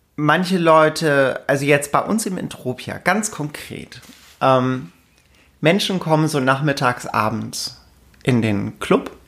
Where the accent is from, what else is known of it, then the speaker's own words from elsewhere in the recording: Lübeck, Schleswig-Holstein, Germany; also born or lived in Karlsruhe; now in Alsace, France; ich komme aus Lübeck, bin inzwischen im Süden gelandet, ähm, arbeite in Karlsruhe, lebe im Elsass.